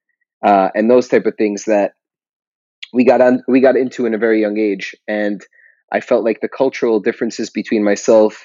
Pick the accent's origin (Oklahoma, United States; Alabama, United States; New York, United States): New York, United States; New York City; first language Hebrew; English is a second language; I grew up in Jamaica, Queens